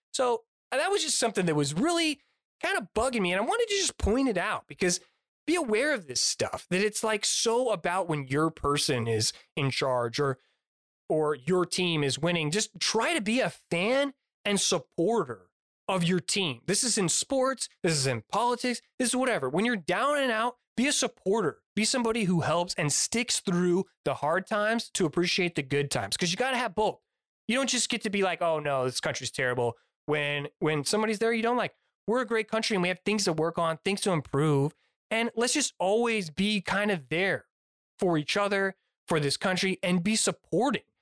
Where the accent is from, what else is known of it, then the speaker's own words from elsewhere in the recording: United States; I'm an American through and through